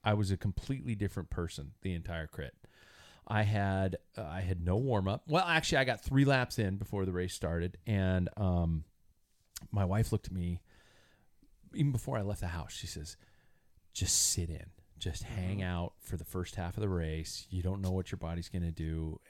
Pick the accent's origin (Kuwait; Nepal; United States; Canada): United States; I'm American.